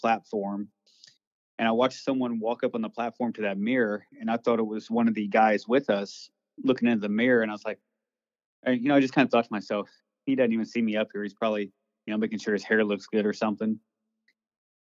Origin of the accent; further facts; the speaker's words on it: Missouri, United States; I was born and raised in Missouri and always grew up hearing ghost stories